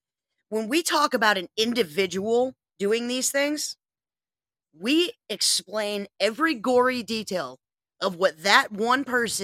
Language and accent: English; United States; I'm an American.